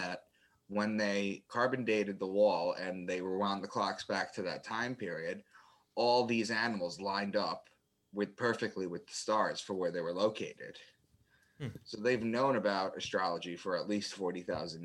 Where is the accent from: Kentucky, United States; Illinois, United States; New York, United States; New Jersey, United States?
New York, United States; Long Island; moved away as an adult; also born or lived in Boston; I'm from Long Island, and I had moved to Boston